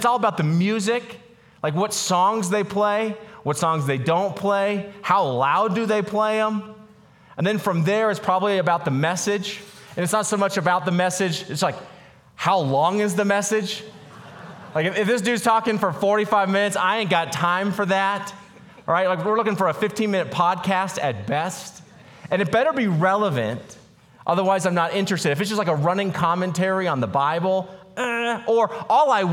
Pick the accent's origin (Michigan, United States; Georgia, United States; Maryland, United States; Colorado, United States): Colorado, United States; Boulder; I grew up in Boulder, Colorado